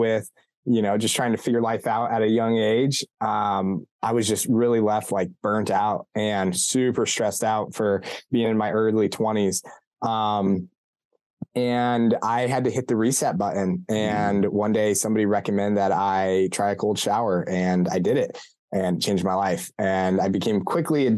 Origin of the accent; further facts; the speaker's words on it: Colorado, United States; now in Ohio, United States; born and raised in Colorado, Colorado native